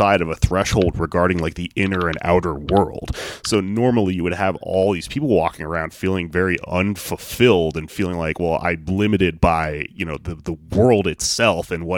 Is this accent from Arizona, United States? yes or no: no; the South, Texas, United States; I'm from the South